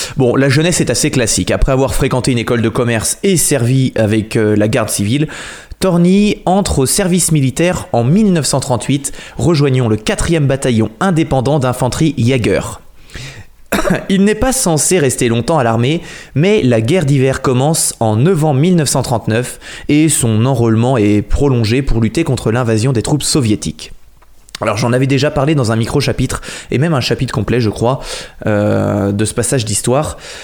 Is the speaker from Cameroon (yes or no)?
no; Noirmoutier, Pays de la Loire, France; je suis de Noirmoutier